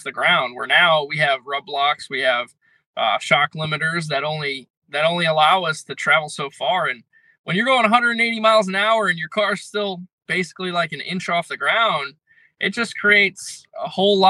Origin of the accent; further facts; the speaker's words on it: Connecticut, United States; I'm from Connecticut